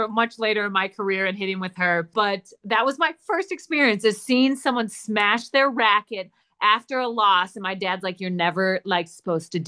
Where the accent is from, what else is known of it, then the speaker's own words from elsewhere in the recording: Wisconsin, United States; also born or lived in Minnesota; now in Arizona, United States; I was born in Minnesota, grew up in Wisconsin